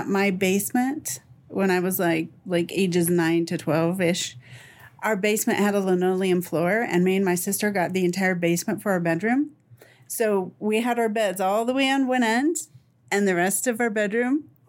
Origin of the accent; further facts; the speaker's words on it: Dallas, Texas, United States; So, so I'm the oldest of four kids, and I'm from Dallas.